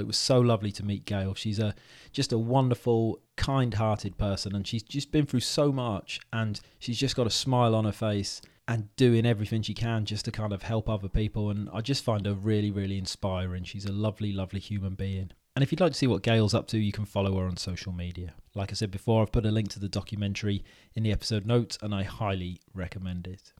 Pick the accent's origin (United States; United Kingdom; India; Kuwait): United Kingdom; Wales; now in England, United Kingdom; because I'm Welsh, you see, and I live in England. And when I go back to Wales